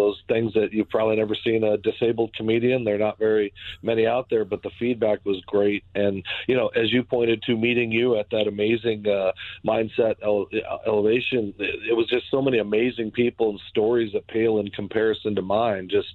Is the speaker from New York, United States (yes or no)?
no; Arizona, United States; moved away as an adult; also born or lived in Minnesota; now in Connecticut, United States; I was born and raised in Arizona, and then I ended up coming to Minnesota to play football at Augsburg University